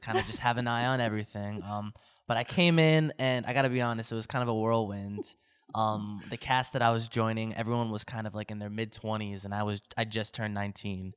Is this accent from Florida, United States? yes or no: no; New Jersey, United States; also born or lived in Toms River, New Jersey; I am a New Jersey, uh, native. I live right over the bridge in Tom's River, New Jersey.